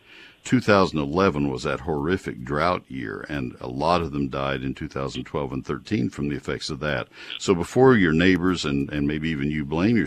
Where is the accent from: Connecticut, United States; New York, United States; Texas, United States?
Texas, United States; College Station; I grew up in College Station where it's all post oaks